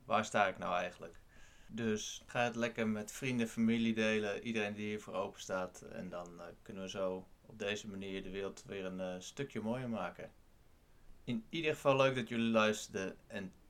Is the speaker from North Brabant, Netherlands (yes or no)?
no; Castricum, North Holland, Netherlands; Ik kom uit Castricum.